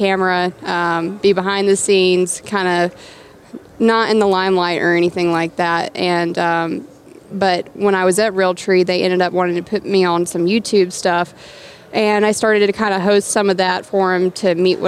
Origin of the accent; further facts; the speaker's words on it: Georgia, United States; a little redneck girl from Georgia